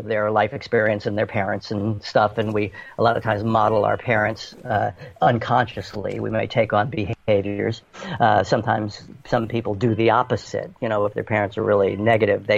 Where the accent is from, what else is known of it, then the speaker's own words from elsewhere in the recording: New York City, New York, United States; moved away as an adult; growing up in New York City